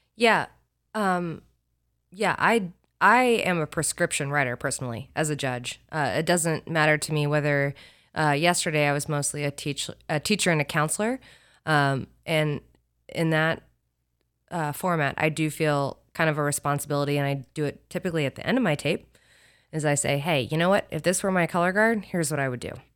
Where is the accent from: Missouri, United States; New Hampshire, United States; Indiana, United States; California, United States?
Indiana, United States; Carmel; moved away as an adult; also born or lived in Nashville, Tennessee; I'm a Midwest kid. I grew up in Carmel, Indiana